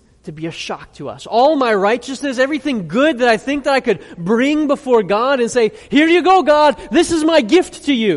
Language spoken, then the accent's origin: English; United States; I'm an American. I'm proud to be an American.